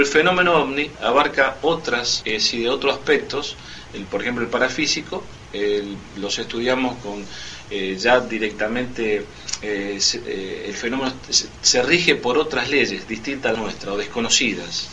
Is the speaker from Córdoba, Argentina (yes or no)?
no; Rosario, Santa Fe, Argentina; yo vengo de la ciudad, provengo de la ciudad de Rosario.